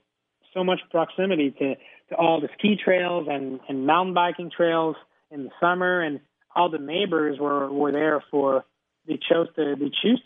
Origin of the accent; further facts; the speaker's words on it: Mont-Sainte-Anne, Quebec, Canada; growing up in Mont-Saint-Anne